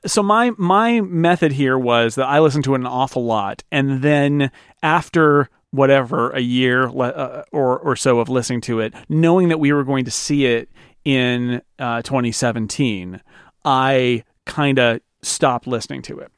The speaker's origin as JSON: {"language": "English", "country": "United States", "tie": "born or raised there", "said": "as an American growing up"}